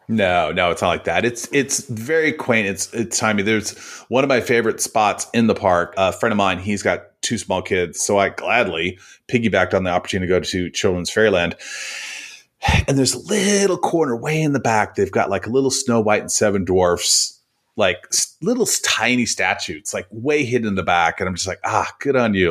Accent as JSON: {"language": "English", "town": "Oakland", "region": "California", "country": "United States", "tie": "born or raised there", "said": "I grew up in Oakland, California."}